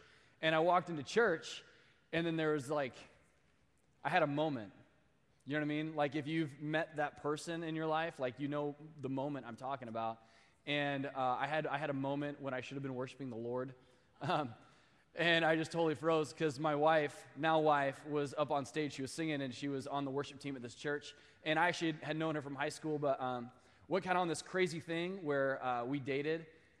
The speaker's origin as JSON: {"language": "English", "region": "Midwest", "country": "United States", "lives_now": "Sacramento, United States", "said": "I actually, I came here from the Midwest. I did a crazy year of master's commission here in Sacramento"}